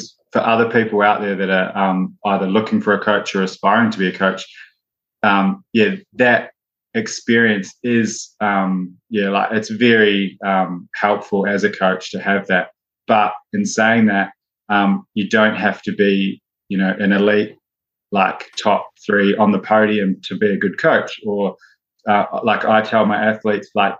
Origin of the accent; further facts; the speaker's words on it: New Zealand; moved away; growing up in New Zealand, rugby is a huge sport, and I played rugby